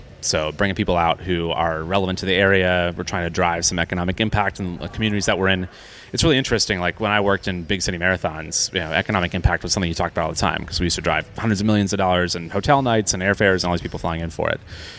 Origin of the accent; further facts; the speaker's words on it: Clearwater, Florida, United States; moved away; So my hometown's actually Clearwater, which is a town, you know, right on the Gulf side of Tampa